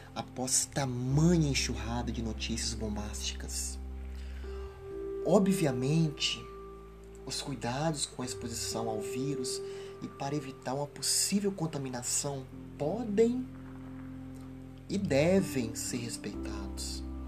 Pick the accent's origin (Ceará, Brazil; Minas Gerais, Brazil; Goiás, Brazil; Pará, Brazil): Minas Gerais, Brazil; Ubá; no município de Ubá, na zona da Mata Mineira, onde nasci, cresci e vivo